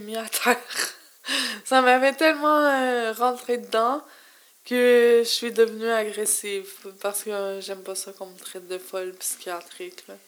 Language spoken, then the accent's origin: French; Montreal, Quebec, Canada; je suis native de Montréal